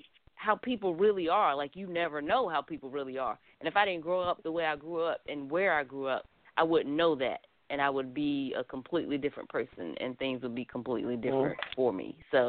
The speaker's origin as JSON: {"language": "English", "town": "Fayetteville", "region": "North Carolina", "country": "United States", "tie": "born or raised there", "said": "I am from Fayetteville, born and raised, 2'6\""}